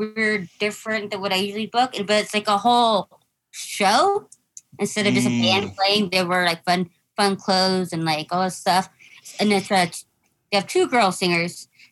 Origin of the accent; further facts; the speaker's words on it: Mexico; first language English; I'm Mexican